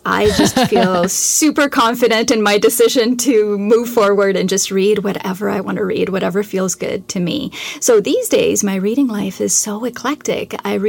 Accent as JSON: {"language": "English", "country": "Canada", "said": "I'm Canadian, so I had to read a great deal of Canadian literature."}